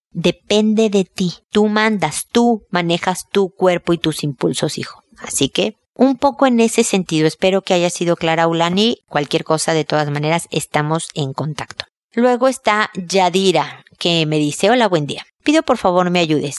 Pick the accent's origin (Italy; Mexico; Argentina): Mexico; moved away as an adult; now in Chile; soy mexicana, llegué a Chile a vivir hace muchos años